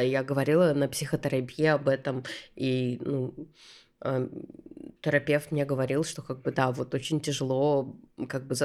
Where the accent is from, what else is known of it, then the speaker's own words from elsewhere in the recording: Saint Petersburg, Russia; moved away as an adult; also born or lived in Istanbul; я родилась в Питере, всегда в нем жила